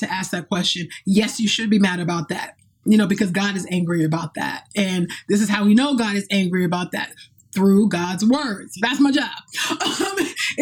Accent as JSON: {"language": "English", "region": "California", "country": "United States", "tie": "born or raised there", "moved": "yes", "said": "my hometown in California"}